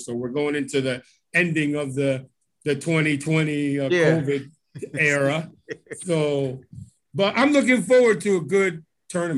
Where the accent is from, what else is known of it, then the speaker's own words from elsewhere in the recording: Connecticut, United States; I'm from Connecticut